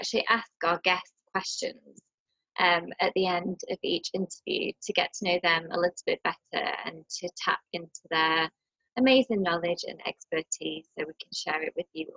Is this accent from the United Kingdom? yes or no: yes; Blackpool, North West England, United Kingdom; moved away as an adult; also born or lived in Nottingham / London; now in India; I grew up in Blackpool